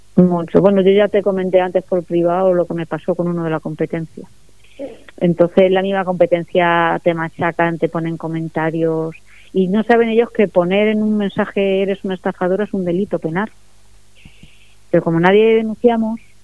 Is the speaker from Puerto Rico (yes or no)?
no; Spain; yo, soy española y mi cultura es cristiana